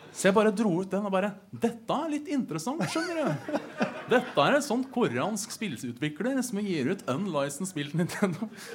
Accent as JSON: {"language": "Norwegian", "town": "Hønefoss", "region": "Buskerud", "country": "Norway", "moved": "yes", "lives_now": "Oslo, Norway", "said": "Jeg er fra Hønefoss"}